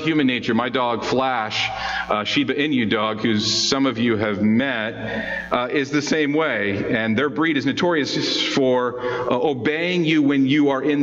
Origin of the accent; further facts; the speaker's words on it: Midwest, United States; As an impressionable young teen growing up in the Midwest in a very traditional conservative culture